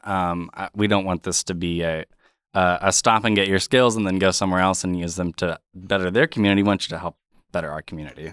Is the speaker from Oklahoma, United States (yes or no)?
yes; Tulsa, Oklahoma, United States; moved away as an adult; my hometown